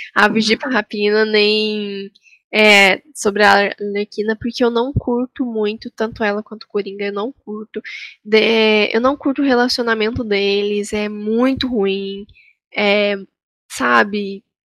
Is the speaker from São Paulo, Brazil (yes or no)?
yes; Taubaté, São Paulo, Brazil; eu também sou de Taubaté, como a Marina